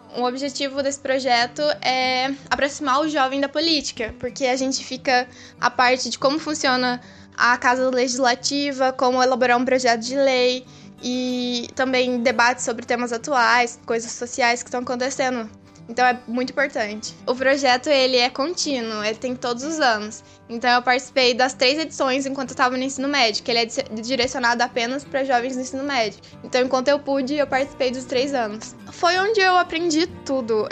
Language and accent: Portuguese; Guaxupé, Minas Gerais, Brazil; eu sou de Guaxupé, é uma cidade bem pequena